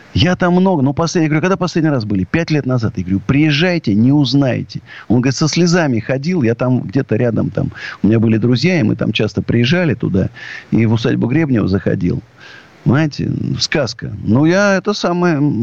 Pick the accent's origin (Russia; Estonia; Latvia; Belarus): Russia